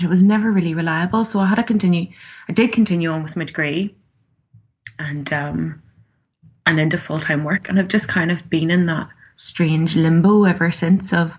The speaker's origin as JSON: {"language": "English", "town": "Belfast", "region": "Northern Ireland", "country": "United Kingdom", "also_born_or_lived": "Cookstown", "said": "from Belfast"}